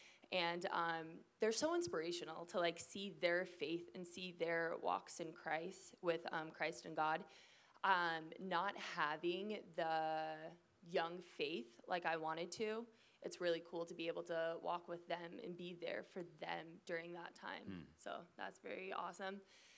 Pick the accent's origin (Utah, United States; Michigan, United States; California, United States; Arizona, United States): Arizona, United States; Phoenix; And so I'm from Phoenix, Arizona, and so it was kind of weird.